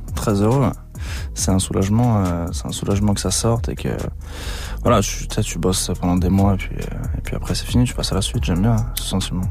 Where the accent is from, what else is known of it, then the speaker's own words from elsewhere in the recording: Saint-Étienne, Auvergne-Rhône-Alpes, France; je suis originaire de Saint-Etienne